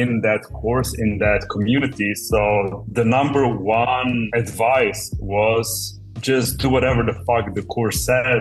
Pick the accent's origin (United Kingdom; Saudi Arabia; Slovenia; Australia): Slovenia; I'm from Slovenia